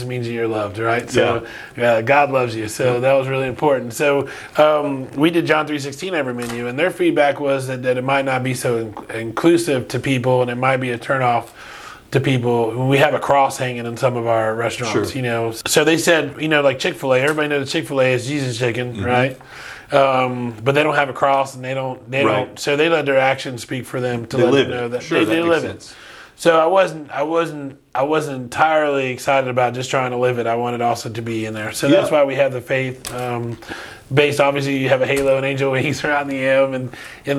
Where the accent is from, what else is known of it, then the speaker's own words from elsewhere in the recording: Umatilla, Florida, United States; also born or lived in Miami, Florida; a Cuban kid coming up from Miami and moving into the Scrubs was a huge, huge eye opener